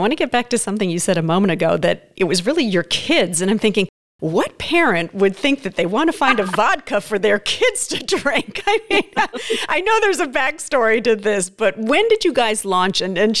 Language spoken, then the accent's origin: English; Hawaii, United States; Some people say lychee, I say lychee because I grew up in Hawaii.